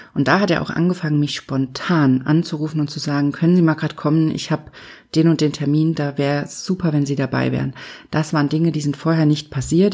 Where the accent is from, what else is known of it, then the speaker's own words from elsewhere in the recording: Germany; hier bei uns in Deutschland